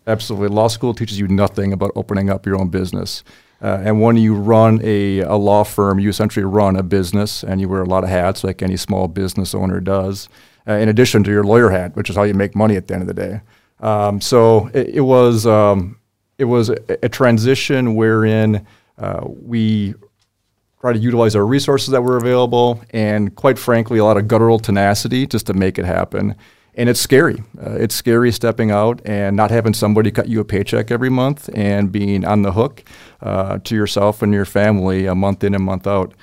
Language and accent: English; Oshkosh, Wisconsin, United States; moved away as an adult; also born or lived in Fargo, North Dakota / Bismarck, North Dakota; now in Mandan, United States; I'm a Wisconsin, uh, native, uh, born and raised in Wisconsin, Oshkosh, Wisconsin